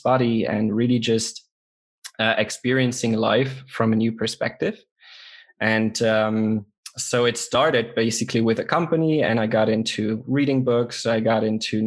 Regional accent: Luxembourg; from Luxembourg

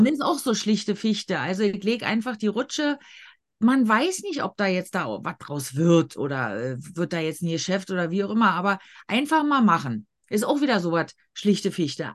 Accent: Berlin, Germany; ich als Berlinerin

